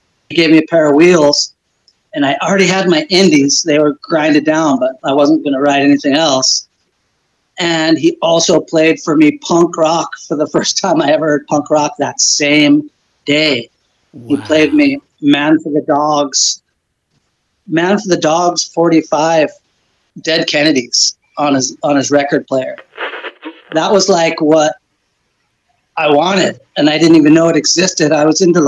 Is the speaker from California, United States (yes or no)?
yes; Santa Cruz, California, United States; I grew up in Santa Cruz